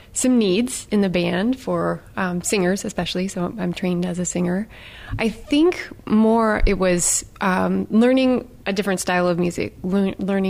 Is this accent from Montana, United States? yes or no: yes; rural Montana, United States; I grew up in rural Montana